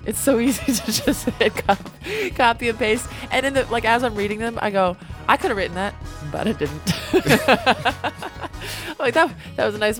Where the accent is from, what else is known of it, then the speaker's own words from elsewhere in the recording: United States; as an American